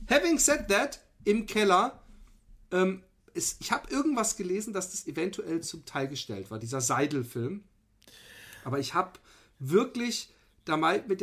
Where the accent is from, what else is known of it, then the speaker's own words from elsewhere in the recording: Austria; kann man sich die Stimmung als Österreicher nur noch mehr vermiesen